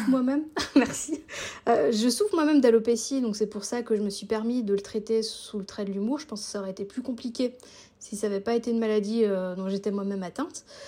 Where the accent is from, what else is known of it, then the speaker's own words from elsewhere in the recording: Alsace, Grand Est, France; now in Switzerland; J'habite en Suisse, mais je suis française d'origine alsacienne